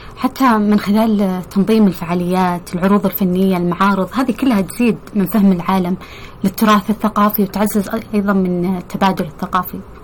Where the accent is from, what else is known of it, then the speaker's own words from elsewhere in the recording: Saudi Arabia; إحنا كسعوديين